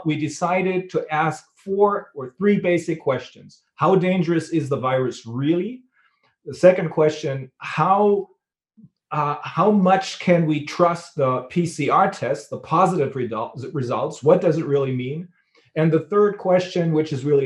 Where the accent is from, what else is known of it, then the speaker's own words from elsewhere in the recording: Bremen, Germany; my hometown in Bremen, which is a port city.